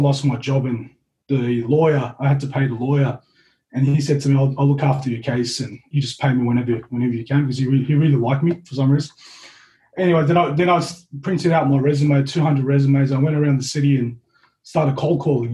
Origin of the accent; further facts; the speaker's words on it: Auburn, New South Wales, Australia; I consider myself Turkish Australian, I guess. And growing up, I grew up in Auburn